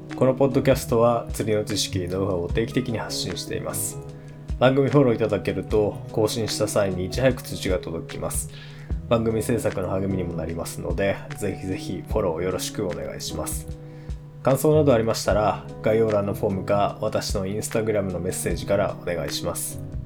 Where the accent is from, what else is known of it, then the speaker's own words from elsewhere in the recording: San'in, Japan; 地元山陰エリア